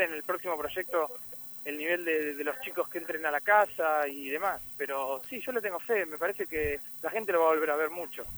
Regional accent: Argentina; moved away as an adult; now in Miami, United States; mi país

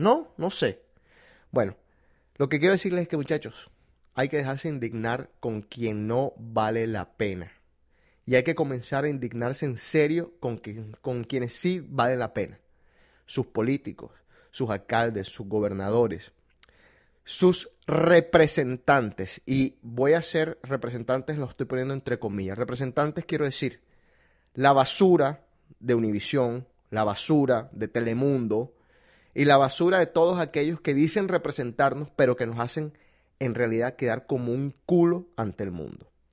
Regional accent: Colombia; yo soy colombiano

